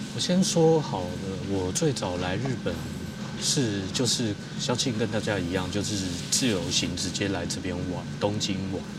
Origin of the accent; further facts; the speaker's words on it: Taiwan; moved away as an adult; now in Japan; 我公司不只只有我一个台湾人